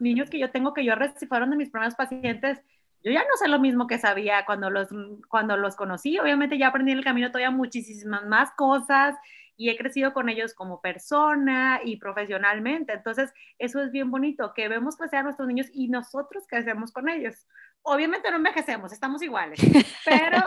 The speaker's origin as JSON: {"language": "Spanish", "town": "Culiacán", "region": "Sinaloa", "country": "Mexico", "moved": "as an adult", "lives_now": "Monterrey, Mexico", "said": "no soy de Monterrey, llevo 20 años viviendo aquí, aquí llegué a estudiar medicina y nunca más me fui, yo soy de Culiacán, Sinaloa"}